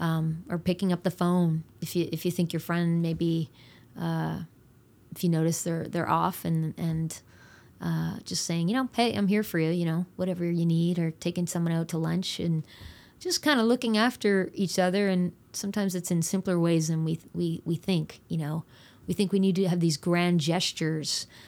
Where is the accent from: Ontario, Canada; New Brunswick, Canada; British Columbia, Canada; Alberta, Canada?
New Brunswick, Canada; I grew up in New Brunswick